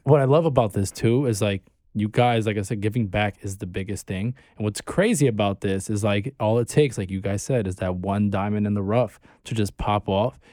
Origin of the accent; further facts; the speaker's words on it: New York City, New York, United States; also born or lived in Bay Ridge, Brooklyn; I'm from Bay Ridge and, like, part of Sunset Park, I was raised in Sunset